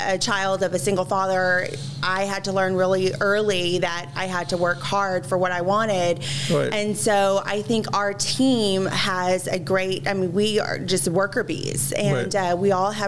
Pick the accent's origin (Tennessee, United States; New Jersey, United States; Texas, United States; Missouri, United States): Texas, United States; Dallas; I was raised here in Dallas